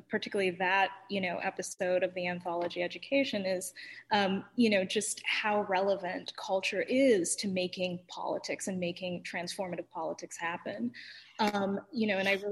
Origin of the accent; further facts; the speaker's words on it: London, United Kingdom; I spent some time growing up in London